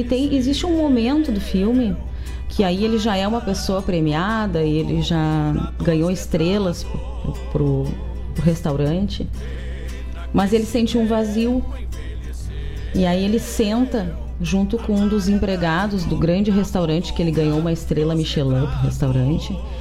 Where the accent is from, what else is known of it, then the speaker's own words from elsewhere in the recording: Gaúcho, Rio Grande do Sul, Brazil; a gente é gaúcho